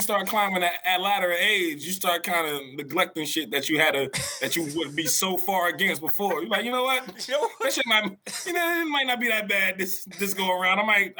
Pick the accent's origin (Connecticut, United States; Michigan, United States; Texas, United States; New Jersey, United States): New Jersey, United States; we're from New Jersey